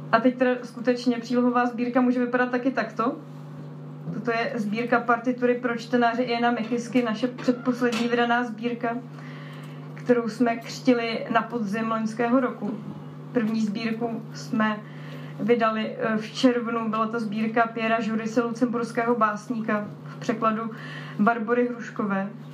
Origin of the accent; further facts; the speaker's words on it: Slovakia; accent: Slovak; omluvte můj slovenský přízvuk